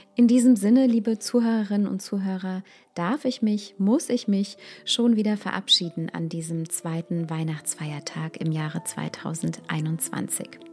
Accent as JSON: {"language": "German", "country": "Germany", "said": "bei uns in Deutschland"}